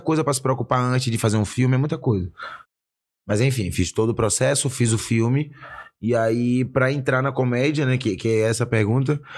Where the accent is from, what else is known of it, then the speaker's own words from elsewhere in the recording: Salvador, Bahia, Brazil; moved away as an adult; now in São Paulo, Brazil; nasci em Salvador, Salvador, Bahia. No bairro do Velho de Brotas, né? Minha quebrada